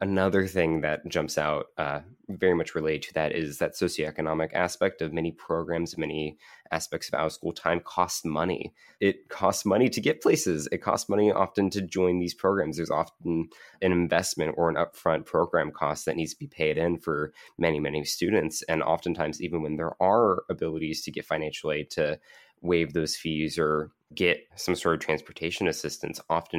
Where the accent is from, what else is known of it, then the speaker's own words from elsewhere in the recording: Kentucky, United States; To where my home state of Kentucky, that's a very big issue.